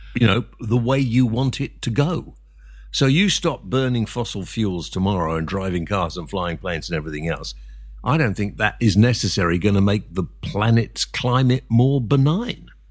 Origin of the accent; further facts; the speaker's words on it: England, United Kingdom; I'm half Welsh, so, uh, but I've always lived in England